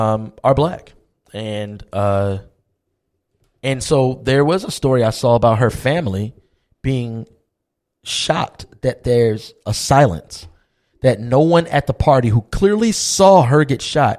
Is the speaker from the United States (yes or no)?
yes; United States; I'm an American.